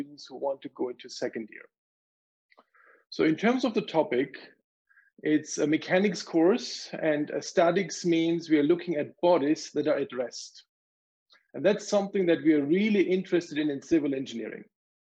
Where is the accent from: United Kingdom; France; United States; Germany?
Germany; moved away as an adult; now in Calgary, Canada; I grew up in Germany